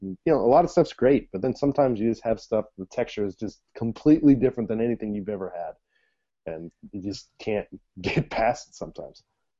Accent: Midwest, United States; moved away as an adult; now in Japan; I'm from the Midwest in America.

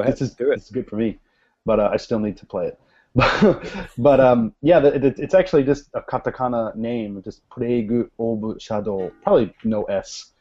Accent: United States; as an American

